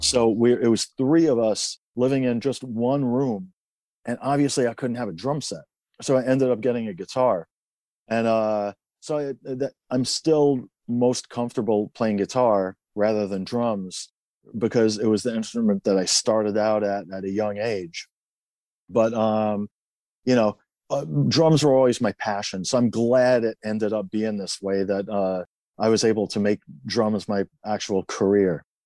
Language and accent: English; Tehran, Tehran Province, Iran; also born or lived in Queens, New York, United States; now in United States; I was born in Iran, in Tehran.